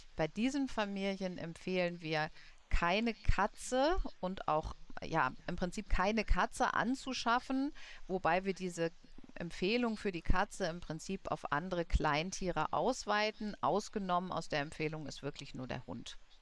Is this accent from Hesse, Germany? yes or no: no; Munich, Bavaria, Germany; ich komme ja aus München